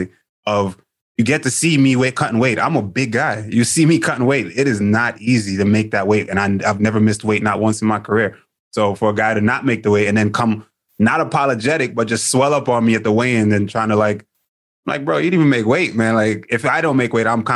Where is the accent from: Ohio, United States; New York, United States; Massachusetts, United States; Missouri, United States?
New York, United States; New York City; I grew up in Queens, Jamaica, Queens